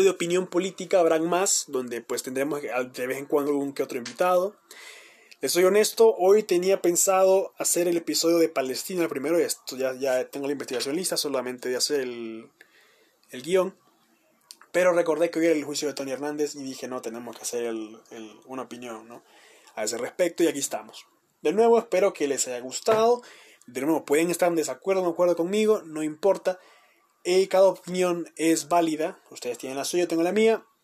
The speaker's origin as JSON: {"language": "Spanish", "country": "Honduras", "said": "No somos liberales, ni nacionalistas, ni libres contra el mundo. No, somos hondureños, señores y señores, somos hondureños. Y tenemos que abogar por la unidad nacional."}